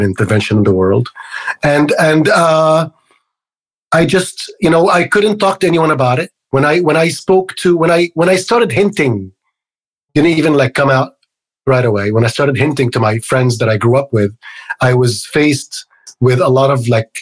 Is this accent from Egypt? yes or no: yes; Egypt; moved away as an adult; now in United States; I grew up in Egypt. So I moved to the United States when I was about 23, 24